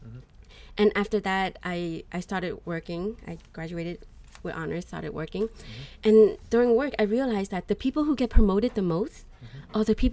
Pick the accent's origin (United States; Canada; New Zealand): United States; I grew up here in the United States